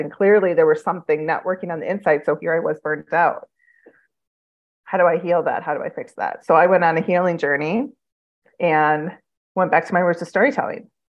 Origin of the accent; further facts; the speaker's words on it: Midwest, United States; now in Phoenix, United States; I'm from the Midwest, and so I miss the seasons